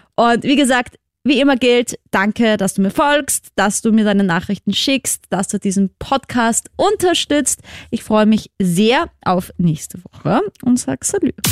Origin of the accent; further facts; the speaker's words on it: Vienna, Austria; falls du es an meinem Akzent noch nicht gehört hast, ich komme ja aus Wien, aus Österreich